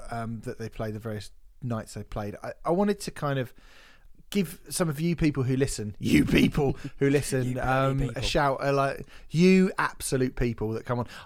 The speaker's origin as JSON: {"language": "English", "town": "Barnsley", "region": "Yorkshire and the Humber", "country": "United Kingdom", "said": "Milton Keynes is the worst, and I'm from Barnsley, so"}